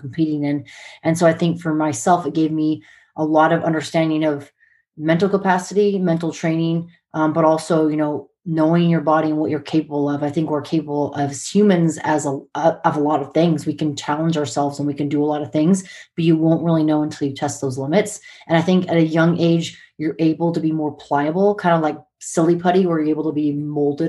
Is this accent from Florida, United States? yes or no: no; Montana, United States; also born or lived in San Diego, California / Hawaii; growing up in Montana, my sisters